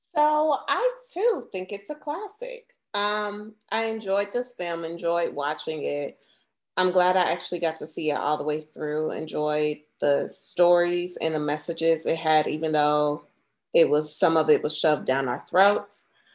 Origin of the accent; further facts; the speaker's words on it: Florida, United States; growing up in Florida at the time